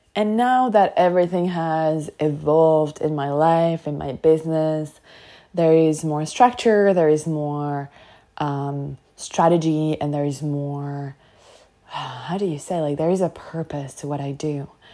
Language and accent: English; France; moved away; where I grew up in France, in such a small town with such a closed mindset